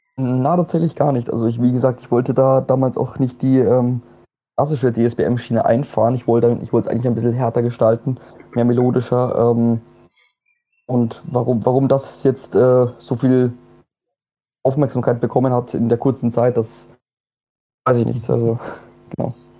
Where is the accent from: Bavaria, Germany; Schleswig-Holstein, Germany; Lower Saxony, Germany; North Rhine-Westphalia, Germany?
Bavaria, Germany; Bamberg; moved away as an adult; now in Vienna, Austria; ich bin auch eigentlich gebürtiger Bamberger